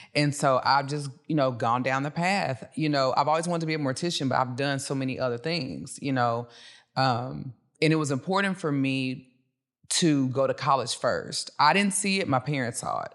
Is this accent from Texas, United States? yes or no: yes; Dallas, Texas, United States; also born or lived in Cedar Hill; I'm from Dallas